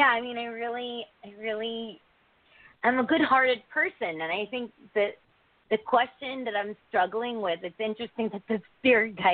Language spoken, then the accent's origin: English; Connecticut, United States; I'm from Connecticut